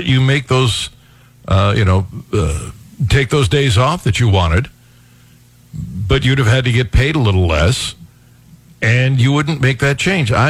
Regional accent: Cleveland, Ohio, United States; moved away as an adult; now in Missouri, United States; I was born and raised in Cleveland

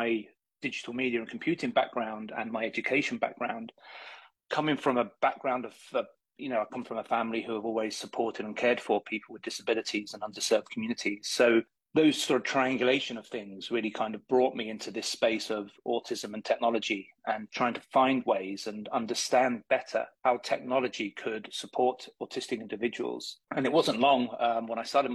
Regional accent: United Kingdom; moved away as an adult; also born or lived in Leeds, England / Dublin, Ireland; now in Florida, United States; I come from England. I went to school on the outskirts of London there

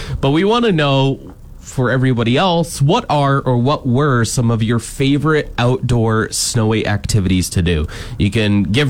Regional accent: Chicopee, Massachusetts, United States; Shout out to Chicopee Tube Park back in my hometown.

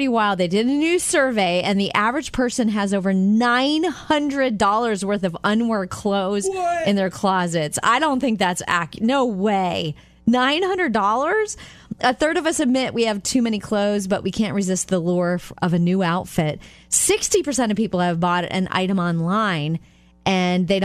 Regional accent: Jupiter, Florida, United States; I grew up in Jupiter, Florida.

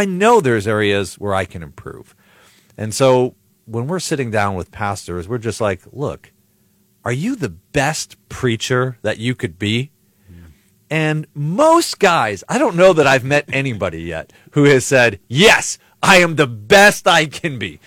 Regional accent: Buffalo, New York, United States; moved away as an adult; also born or lived in Chicago, Illinois; now in Highland, Indiana, United States; I grew up in Buffalo, New York, uh, till I was eighteen, nineteen

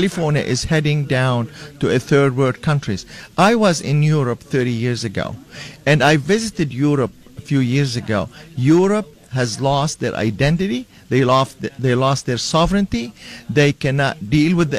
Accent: Lebanon; now in Escondido, United States; I am a brown-skinned legal immigrant here. I'm from Lebanon

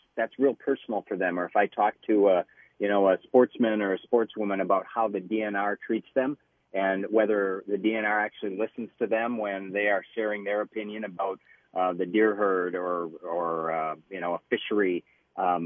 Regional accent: Detroit Lakes, Minnesota, United States; moved away; I'm actually up in Detroit Lakes. We have been campaigning today, and this is my hometown

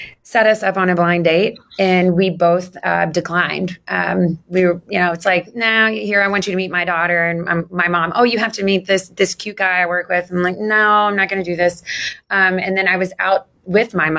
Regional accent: Jeffersonville, Indiana, United States; also born or lived in Charlestown, Indiana; now in Sellersburg, United States; I'm originally from Jeffersonville. Jeff High graduate, a Red Devil.

